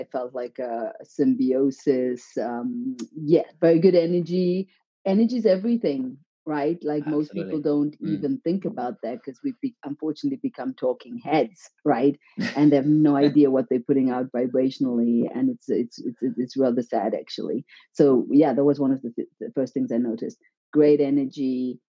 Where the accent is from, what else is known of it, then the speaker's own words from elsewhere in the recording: Zimbabwe; now in Switzerland; And yes, I'm from Zimbabwe. And yeah, how did I get from Zimbabwe to Switzerland?